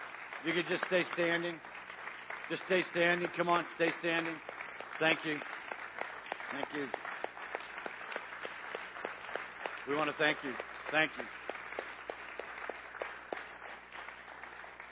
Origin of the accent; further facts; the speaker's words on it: Tucson, Arizona, United States; the mountains of southern Arizona, where I grew up in Tucson, Arizona